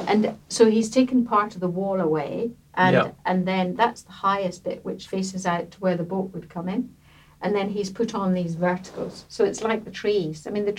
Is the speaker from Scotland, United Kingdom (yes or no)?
yes; Scotland, United Kingdom; now in London, United Kingdom; Well, we came from Scotland and Sandy was more reluctant to move to London than I was.